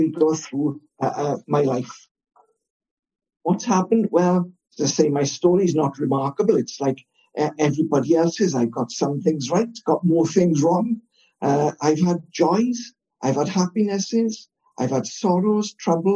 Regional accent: Wales, United Kingdom; I'm Welsh, live in Wales

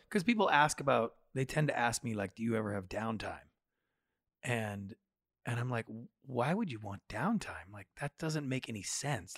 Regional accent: Victoria, British Columbia, Canada; growing up in Victoria, we have slightly different expectations for the size and scope of lives than the typical Americans do.

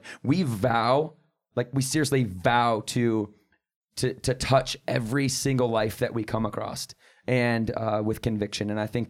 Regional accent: Battle Creek, Michigan, United States; we grew up in Battle Creek, Michigan together.

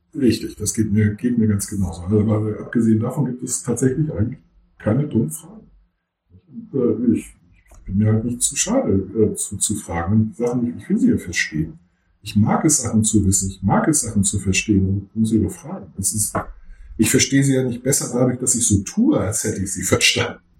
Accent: Germany; accent: German accent (in English/French); dass ich einen deutschen Akzent habe

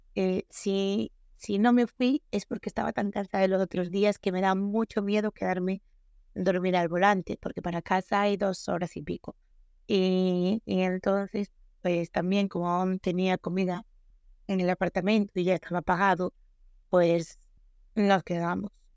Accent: Galicia, Spain; Sí, somos gallegas, estamos acostumbradas al agua de aquí

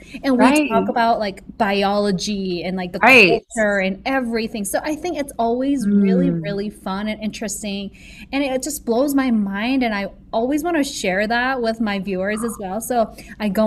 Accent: South Korea; moved away as an adult; now in United States; America was the first country I've ever visited outside Korea, which right. was where I was born and raised.

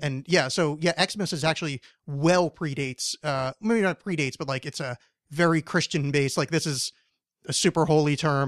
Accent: East Coast, United States; now in Portland, United States; I grew up on the East Coast

